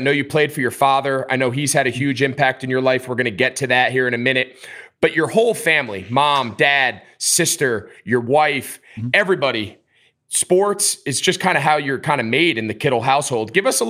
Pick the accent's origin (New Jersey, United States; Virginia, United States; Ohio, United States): New Jersey, United States; I grew up outside of New York in New Jersey.